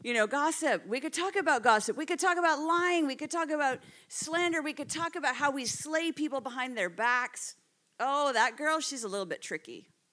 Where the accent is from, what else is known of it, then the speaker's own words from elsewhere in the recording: Canada; moved away as an adult; now in United Kingdom; you could probably tell from my accent. Well, you're actually all the ones with the accents, by the way. I'm not from around here. I moved from Canada just about 5 years ago.